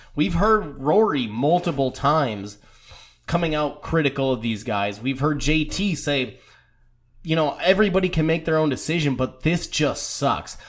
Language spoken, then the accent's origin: English; United States; as an American